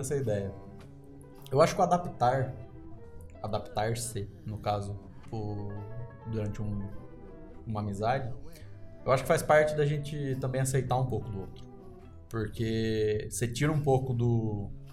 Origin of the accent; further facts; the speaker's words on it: interior of São Paulo, Brazil; now in Curitiba, Brazil; eu não sou daqui de Curitiba, eu sou do interior de São Paulo